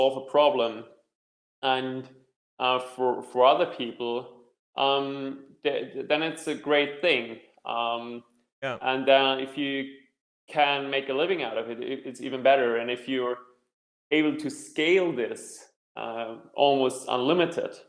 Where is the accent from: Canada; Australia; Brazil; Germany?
Germany; also born or lived in Hong Kong / Cape Town, South Africa / Zurich, Switzerland; now in Vienna, Austria; I'm originally from Germany, having lived in Hong Kong, Cape Town, and also in Zurich